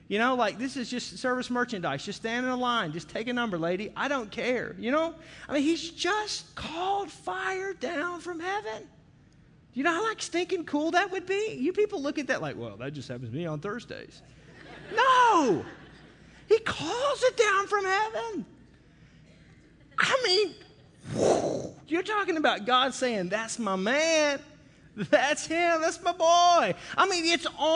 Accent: Arkansas, United States; you can tell I'm from Arkansas

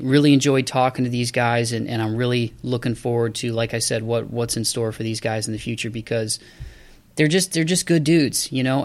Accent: Toledo, Ohio, United States; I'm from Toledo. It's it's a smaller town, but uh, very very blue

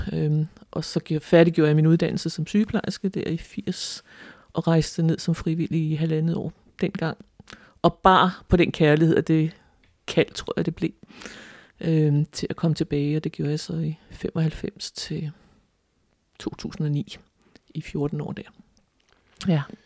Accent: Frederiksværk, Capital Region of Denmark, Denmark; born or raised there

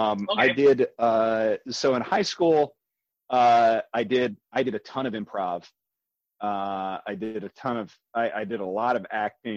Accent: Carroll, Iowa, United States; So I went to high school in Carroll.

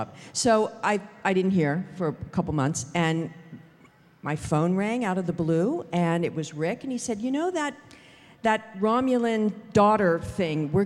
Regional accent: Los Angeles, California, United States; I grew up in Hollywood

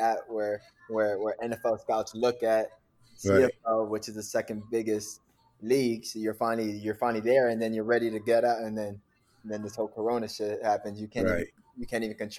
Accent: Miami, Florida, United States; I'm from Miami, born and raised, and I'm down here currently

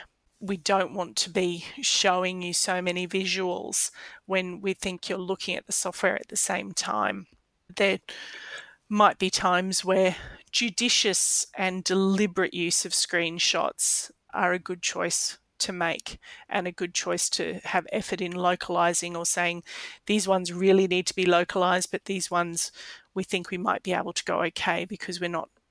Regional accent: Australia; I expect as an Australian

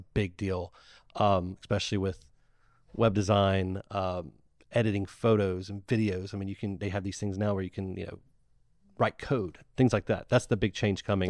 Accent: Ocean Springs, Mississippi, United States; I was born in the Ocean Springs Hospital

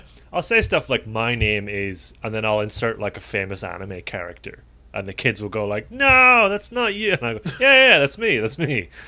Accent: Dublin, Ireland; moved away; back home in Ireland, and particularly in Dublin

